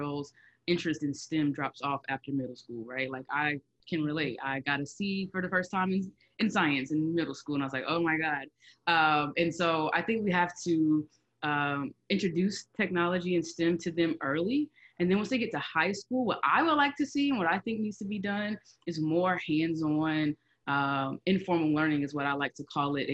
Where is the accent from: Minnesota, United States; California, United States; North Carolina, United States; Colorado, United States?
North Carolina, United States; Charlotte; also born or lived in Rocky Mount, North Carolina; I grew up in Charlotte. I was originally born in Rocky Mount, North Carolina. I grew up in Charlotte